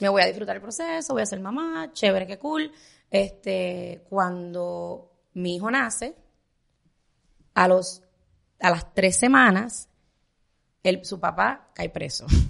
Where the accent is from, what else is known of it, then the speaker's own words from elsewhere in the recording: Puerto Rico; moved away as an adult; now in Miami, United States; yo era chiquita en Puerto Rico